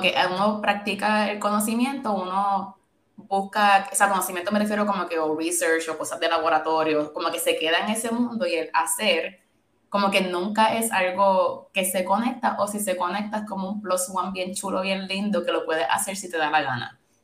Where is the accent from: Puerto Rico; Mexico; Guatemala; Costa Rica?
Puerto Rico; moved away as an adult; also born or lived in Syracuse, United States; yo viví, me crié en Puerto Rico toda mi vida, de bachillerato me fui a Syracuse University